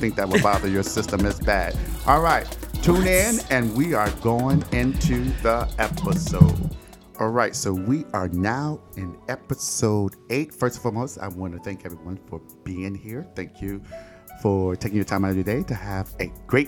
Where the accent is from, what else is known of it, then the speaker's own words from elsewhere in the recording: Detroit, Michigan, United States; my hometown of Detroit, Michigan